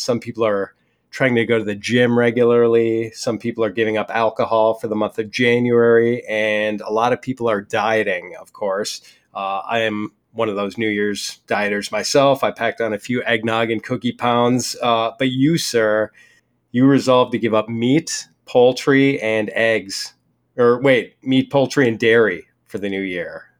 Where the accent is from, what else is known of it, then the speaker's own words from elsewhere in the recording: Wisconsin, United States; I'm from Wisconsin